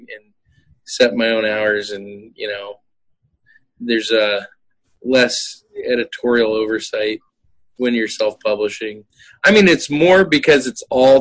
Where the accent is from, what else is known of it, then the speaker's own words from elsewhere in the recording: Virginia Beach, Virginia, United States; moved away; I grew up in Virginia Beach, so I was at Mount Trashmore a lot.